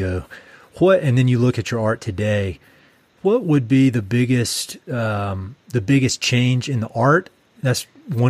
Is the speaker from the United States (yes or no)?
yes; North Carolina, United States; moved away; I'm from North Carolina originally